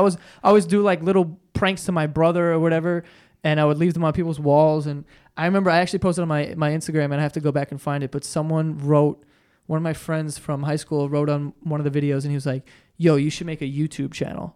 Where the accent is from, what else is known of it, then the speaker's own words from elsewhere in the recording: New York, United States; I'm such a New Yorker